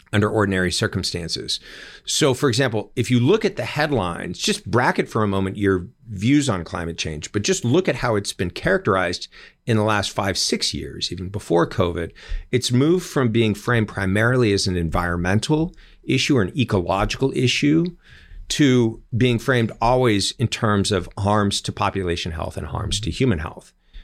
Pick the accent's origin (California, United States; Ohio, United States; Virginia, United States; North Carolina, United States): California, United States; a man named Javier Becerra, former Attorney General of my home state.